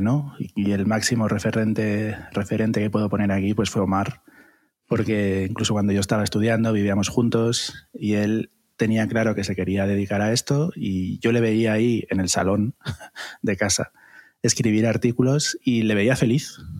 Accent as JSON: {"language": "Spanish", "town": "Gijón", "region": "Asturias", "country": "Spain", "tie": "born or raised there", "also_born_or_lived": "Madrid", "moved": "as an adult", "said": "nací en Asturias, nací en la maravillosa ciudad de Gijón, y, allí fue donde empecé mi carrera artística, hice el bachillerato artístico"}